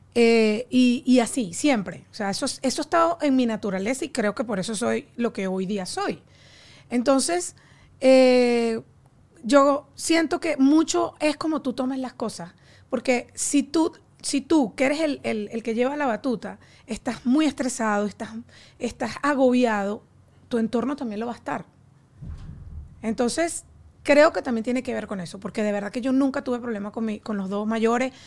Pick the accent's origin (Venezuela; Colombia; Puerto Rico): Venezuela; Barquisimeto, Lara; nosotros somos de Barquisimeto